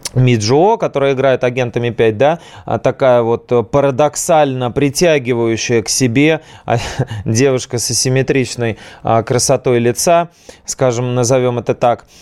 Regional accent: Saint Petersburg, Russia; Вот мы с вами, петербуржцы, ленинградцы

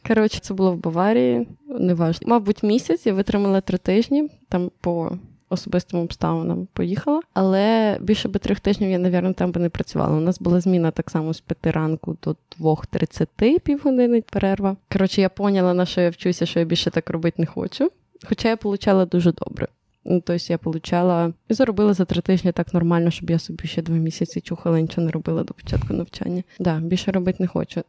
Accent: Ukraine; moved away as an adult; also born or lived in Poland; now in Germany; Я родилась в Україні, 17 років прожила

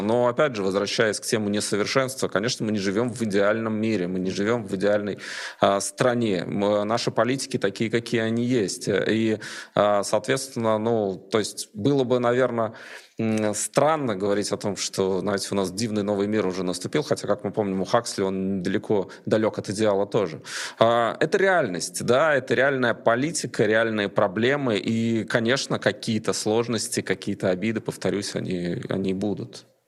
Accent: Latvia; first language Russian; я человек, для которого русский язык родной, я гражданин Латвии

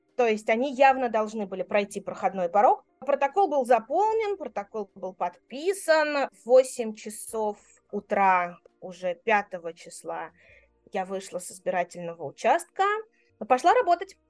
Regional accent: Moscow, Russia; moved away as an adult; я родилась и выросла в Москве

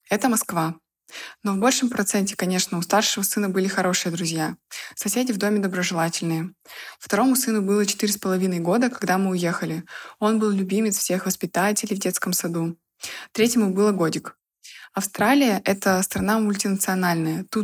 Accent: Estonia; Я из Эстонии, Казалось бы, Европа, но расизма тут может быть больше, чем в России.

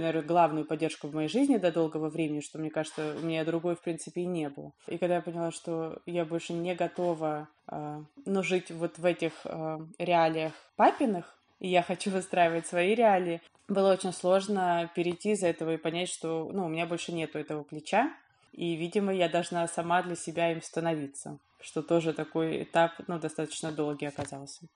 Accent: Dubna, Moscow Oblast, Russia; я не из Москвы, я вот в Дубне живу и жила.

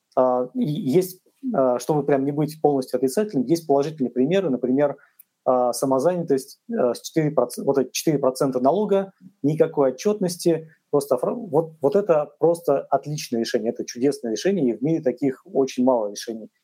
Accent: Russia

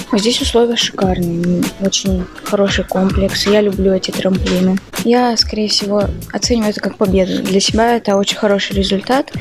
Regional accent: Nizhny Tagil, Sverdlovsk Oblast, Russia; Родилась в Нижнем Тагиле

